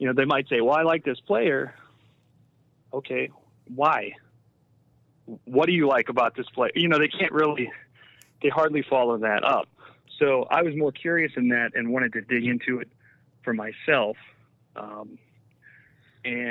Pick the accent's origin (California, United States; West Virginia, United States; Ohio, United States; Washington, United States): Ohio, United States; Northeast; I'm from Northeast Ohio